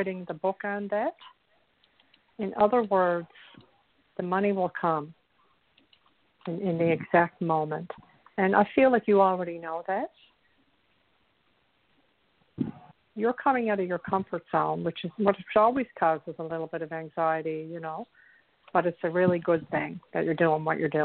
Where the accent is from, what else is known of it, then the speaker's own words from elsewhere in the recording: Newfoundland and Labrador, Canada; accent: Irish; I'm from a province in Canada called Newfoundland, and there's a very strong Irish, you know, theme is not the word, but, you know, Irish, there's an Irish impulse here.